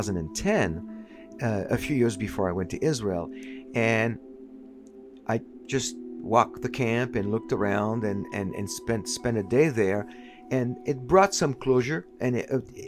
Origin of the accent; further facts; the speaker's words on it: Paris, Île-de-France, France; the house that I grew up in, you know, I grew up in Paris